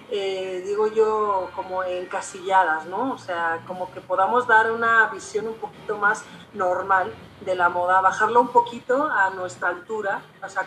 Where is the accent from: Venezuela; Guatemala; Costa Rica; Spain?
Spain; now in Durango, Mexico; soy diseñadora de moda, soy española y soy eh, profesora en la Universidad Autónoma de Durango